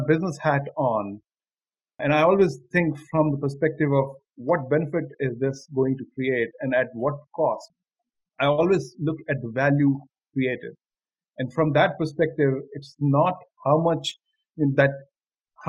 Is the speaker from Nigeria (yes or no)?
no; Delhi, India; moved away as an adult; also born or lived in Gandhinagar, Gujarat; I'm from Delhi. I live in Delhi, and I've spent all my 21 years in Delhi